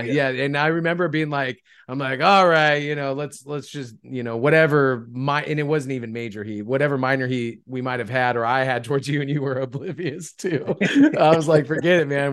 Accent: California, United States; I'm from California

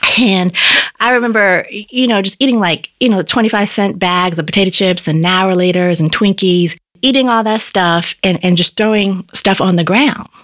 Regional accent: Boston, Massachusetts, United States; I grew up in Upham's Corner. That's where I was a kid

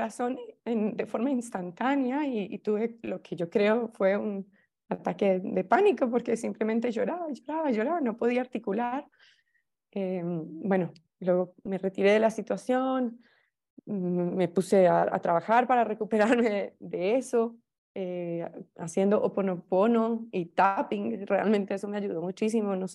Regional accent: Colombia; Soy colombiana y fui, digamos, alumna tuya

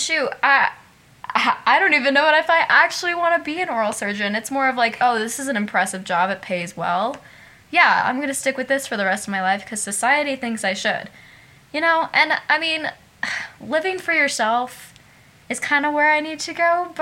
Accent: Casper, Wyoming, United States; taking some BOCES classes at Casper College here in my hometown

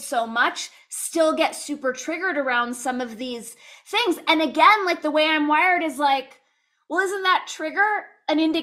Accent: Los Angeles, California, United States; I grew up in Los Angeles where like in the San Fernando Valley, most everyone was Jewish

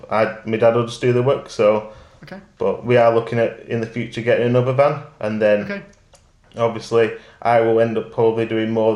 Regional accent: Rossendale, North West England, United Kingdom; I'm from Rosendale, which is close to Lancashire, in Lancashire

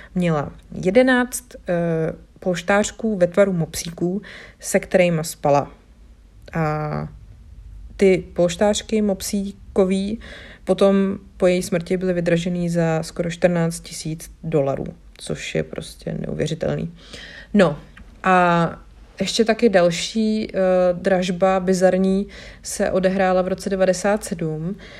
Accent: Bohemia, Czechia; my tady u nás v Čechách

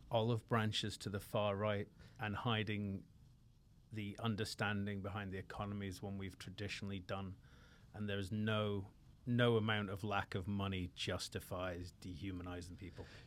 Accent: Scotland, United Kingdom; moved away; also born or lived in England; I was a Scotsman

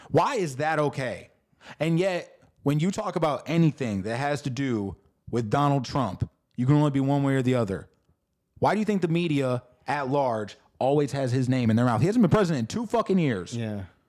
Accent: St. Louis, Missouri, United States; I come from St. Louis, Missouri.

